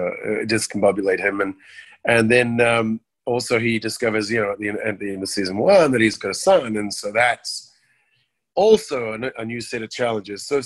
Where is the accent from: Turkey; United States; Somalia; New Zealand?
New Zealand; growing up in New Zealand